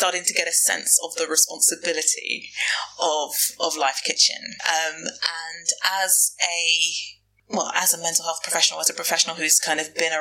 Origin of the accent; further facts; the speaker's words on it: London, United Kingdom; I'm a Londoner. I was born and raised in the bubble.